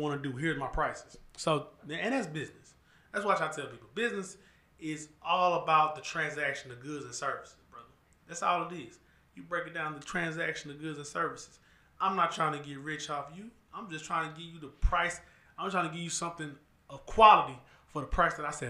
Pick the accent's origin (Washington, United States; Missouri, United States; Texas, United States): Texas, United States; Houston; I'm from Houston